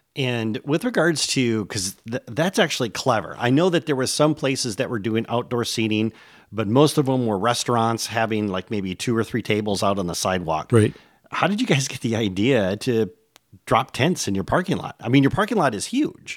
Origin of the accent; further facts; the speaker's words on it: Michigan, United States; moved away; After 20 years, I've returned to my native Michigan